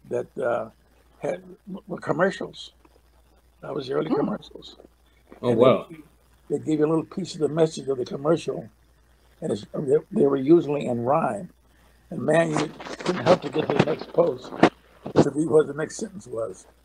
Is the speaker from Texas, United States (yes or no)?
yes; Lockhart, Texas, United States; born there; I was an Air Force kid, so I was all over the country. I was born in Lockhart, Texas